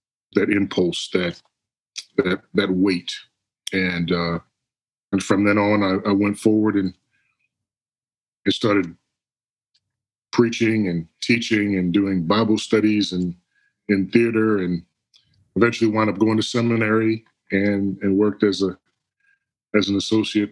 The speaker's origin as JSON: {"language": "English", "area": "Long Island", "region": "New York", "country": "United States", "tie": "born or raised there", "moved": "yes", "said": "I'm originally from Long Island, New York."}